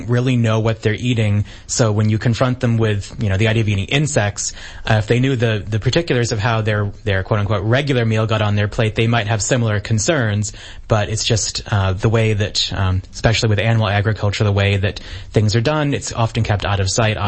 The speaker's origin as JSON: {"language": "English", "region": "Maine", "country": "United States", "moved": "yes", "said": "I'm originally from Maine in the United States"}